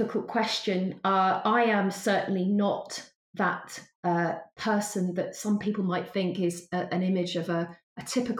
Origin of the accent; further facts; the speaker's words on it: Wales, United Kingdom; I sound, you know, quite English speaking, I'm actually a Welsh person from a very ordinary working background.